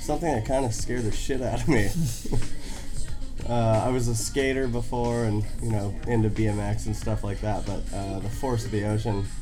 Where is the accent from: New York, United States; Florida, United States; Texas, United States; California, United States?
California, United States; Hermosa Beach; also born or lived in Oakland, California; Born in Oakland, California, and moved to Hermosa Beach, California when I was entering the sixth grade